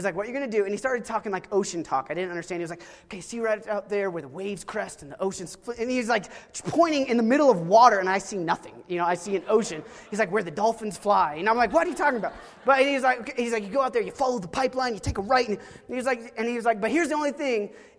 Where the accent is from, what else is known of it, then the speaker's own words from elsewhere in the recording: Oklahoma, United States; I grew up in Oklahoma